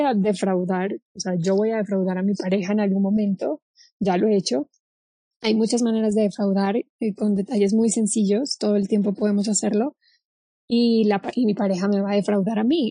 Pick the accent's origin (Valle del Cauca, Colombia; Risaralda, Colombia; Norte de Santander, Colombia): Valle del Cauca, Colombia; Cali; moved away as an adult; now in Mexico; Nací en Colombia, sí, nací, en, nací en Cali, eh, ahora vivo en México desde hace seis años